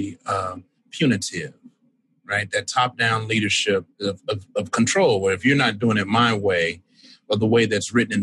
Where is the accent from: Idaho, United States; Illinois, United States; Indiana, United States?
Illinois, United States; Chicago; I'm born and raised in Washington Heights community on the South Side of Chicago